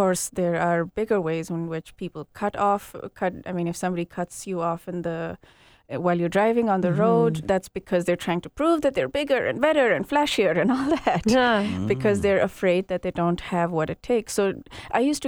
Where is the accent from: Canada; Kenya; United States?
Kenya; moved away; also born or lived in India; I grew up in Kenya, and then the first part of my life there